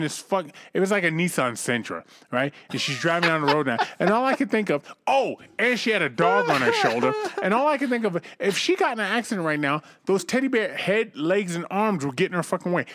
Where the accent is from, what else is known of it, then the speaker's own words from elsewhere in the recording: Cambridge, Massachusetts, United States; my hometown, Cambridge, Massachusetts